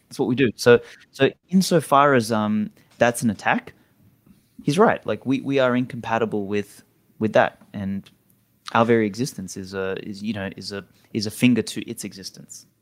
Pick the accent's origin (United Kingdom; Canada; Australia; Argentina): Australia; moved away; I'm Australian